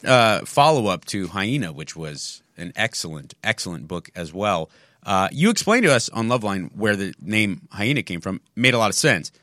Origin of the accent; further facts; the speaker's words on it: San Marino, California, United States; In my hometown, there was such a high Chinese population and Taiwanese population